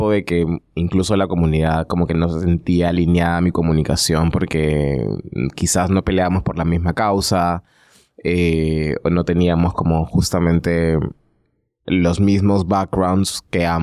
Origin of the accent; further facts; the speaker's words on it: Tanzania; born there; also born or lived in Peru; yo nací en África en, Tanzania por ende soy africano. Pero también soy peruano.